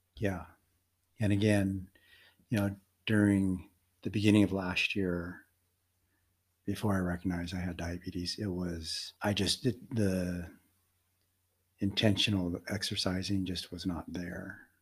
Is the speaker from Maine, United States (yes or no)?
no; Denver, Colorado, United States; also born or lived in Philippines; I was adopted by an American family and grew up in Denver, Colorado